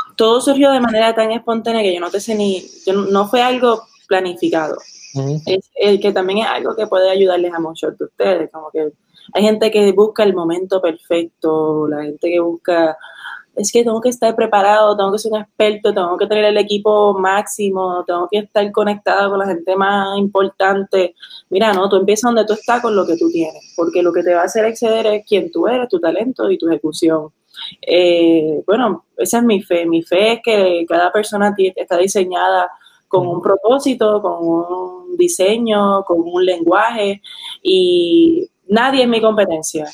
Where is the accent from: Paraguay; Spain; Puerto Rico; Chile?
Puerto Rico; also born or lived in New Hampshire, United States / Caguas / Manatí / Ponce; now in San Juan, Puerto Rico; yo me crié en Puerto Rico, mis papás son puertorriqueños